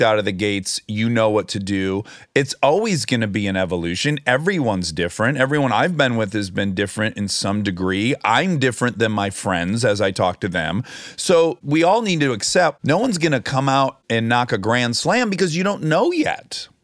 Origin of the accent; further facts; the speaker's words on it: Oakland County, Michigan, United States; accent: Michigan; moved away; we're both from, not just Michigan, but we're both from Oakland County.